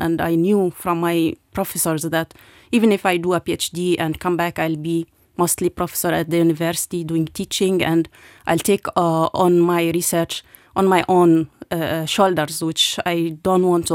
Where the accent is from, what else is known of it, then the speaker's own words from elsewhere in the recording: Jordan; moved away as an adult; also born or lived in Lebanon / Palestine / Germany; now in Luxembourg; I was born in Lebanon uh, during the 80s, uh, where was uh, also wartime in, in Lebanon. And then we moved to Jordan, where I grew up.